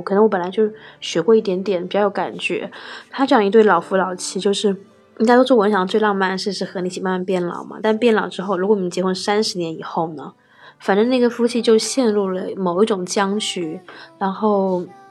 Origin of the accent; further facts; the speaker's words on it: Hainan, China; moved away; 但我从小在就特别南南方长大的，就是海南